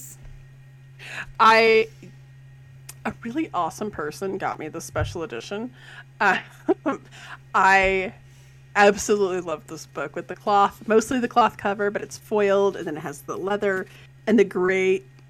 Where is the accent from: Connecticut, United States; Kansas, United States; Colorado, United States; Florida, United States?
Colorado, United States; I'm from Colorado